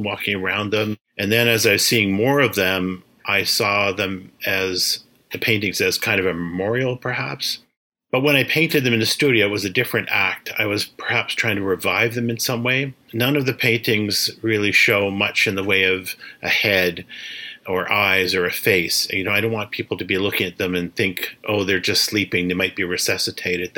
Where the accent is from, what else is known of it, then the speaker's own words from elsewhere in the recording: Regina, Saskatchewan, Canada; I'm Métis from Treaty 4, Regina, Saskatchewan